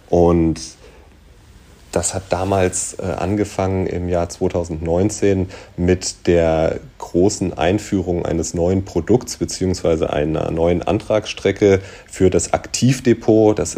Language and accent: German; North Rhine-Westphalia, Germany; born there; komme gebürtig aus der Nähe von Düsseldorf, wohne jetzt aber schon seit mehr als 20 Jahren im Rhein-Main-Gebiet und würde mich da auch zu Hause ähm, fühlen.